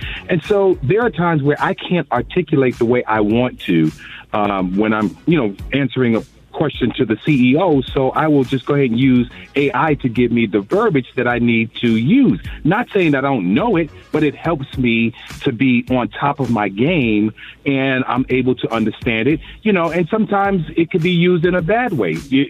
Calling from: Dallas, Texas, United States; I'm calling from Dallas, Texas.

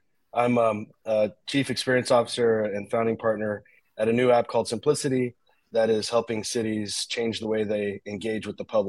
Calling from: San Jose, California, United States; I'm calling in from San Jose today.

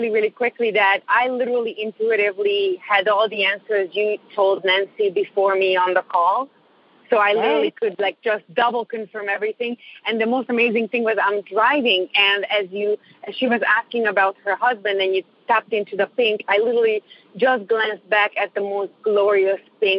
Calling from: Toronto, Ontario, Canada; I am actually in Toronto as well.

